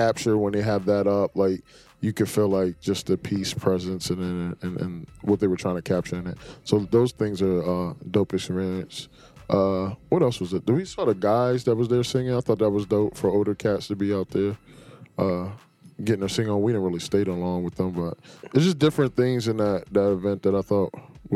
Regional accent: Harrisburg, Pennsylvania, United States; I'm from Harrisburg

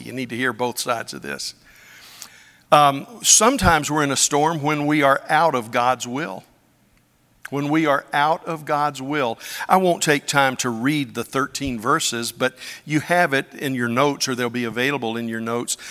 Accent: Pensacola, Florida, United States; When I was growing up in Pensacola, Florida

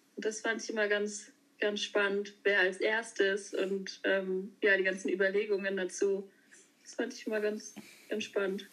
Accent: Schörderup, Schleswig-Holstein, Germany; moved away as an adult; now in Hamburg, Germany; ursprünglich komme ich aus Schördrup, ähm, genau, wohne auf einem landwirtschaftlichen Betrieb und bin jetzt aber nach Hamburg gezogen vor, naja, auch schon fünf Jahre her

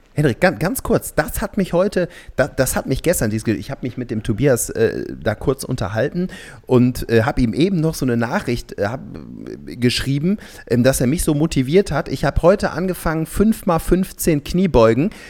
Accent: Cologne, North Rhine-Westphalia, Germany; für einen Kölner

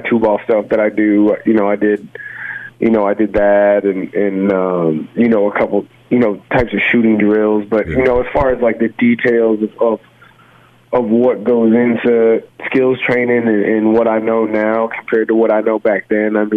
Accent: Rochester, New York, United States; I'm originally from New York, and grew up in Rochester and played out here

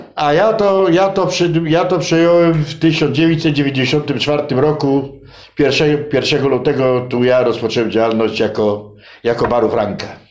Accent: Poland; ja się urodziłem i wychowałem na ulicy Wolności

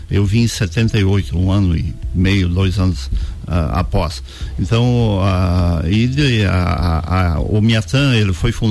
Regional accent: Tangará, Santa Catarina, Brazil; also born or lived in Lages; Tangará, nascemos em Tangará, com, e a, a minha família é de lá, Uh, e eu, eu vim para Lages

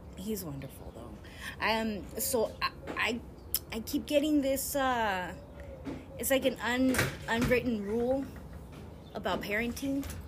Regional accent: United States; being American

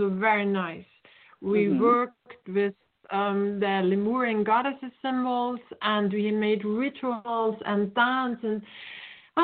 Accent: Vienna, Austria; English is a second language; I'm from Vienna

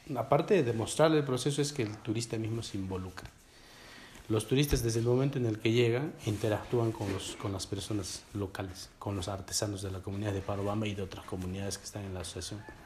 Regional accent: Peru; first language Quechua; Spanish is a second language; Yo que soy peruano

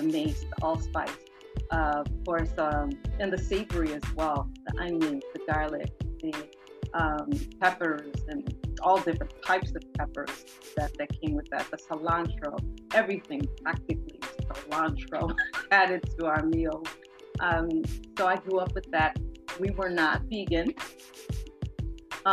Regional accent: Boston, Massachusetts, United States; also born or lived in Honduras / Cambridge, Massachusetts; I was born in Honduras. I came here when I was really young. I was about 3-4, around that age. And I grew up in Boston

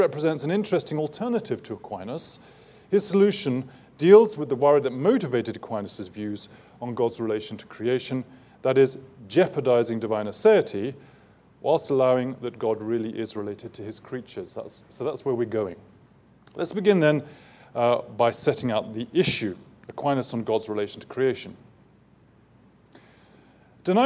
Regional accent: England, United Kingdom; Being English

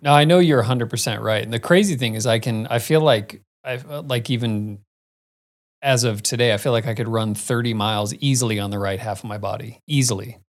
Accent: Arizona, United States; moved away; I grew up in Arizona

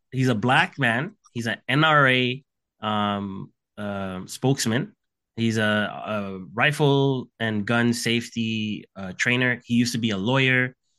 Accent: Canada; I'm Canadian.

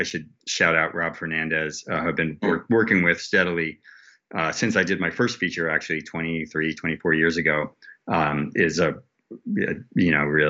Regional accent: New England, United States; We're both Yankees from New England

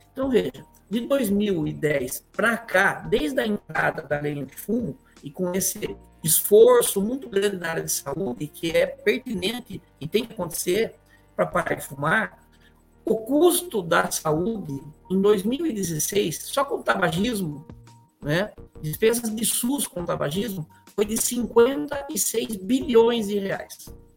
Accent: Sorocaba, São Paulo, Brazil; eu nasci e sempre morei em Sorocaba

